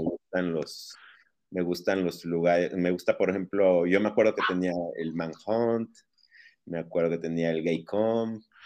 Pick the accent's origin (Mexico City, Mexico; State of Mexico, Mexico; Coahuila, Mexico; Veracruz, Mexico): Veracruz, Mexico; moved away as an adult; also born or lived in Puebla / Barcelona / León; now in Guadalajara, Mexico; Yo soy nacido en Veracruz, ahí viví mis primeros 18 años.